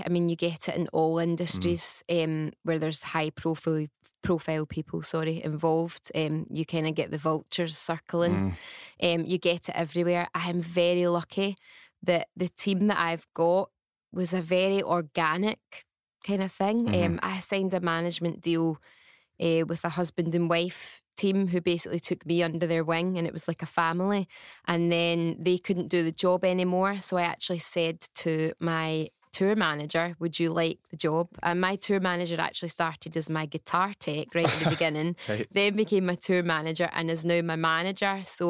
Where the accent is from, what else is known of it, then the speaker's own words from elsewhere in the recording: Bishopbriggs, Scotland, United Kingdom; I'm from Bishopbriggs. Aye. And I was still living in Bishopbriggs at the time as well.